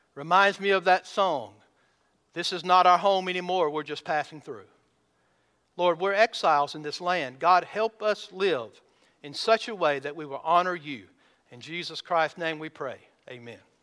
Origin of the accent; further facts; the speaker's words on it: Georgia, United States; now in Missouri, United States; I'm from Georgia